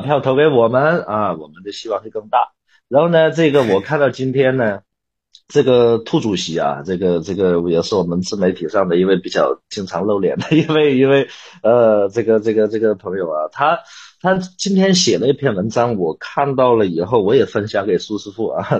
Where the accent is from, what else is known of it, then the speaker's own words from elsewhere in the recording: China; 在我们中国人的思维里面